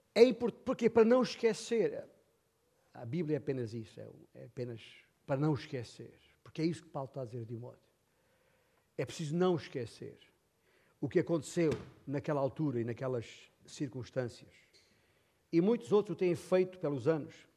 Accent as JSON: {"language": "Portuguese", "region": "Alentejo", "country": "Portugal", "said": "na minha terra, Alentejo"}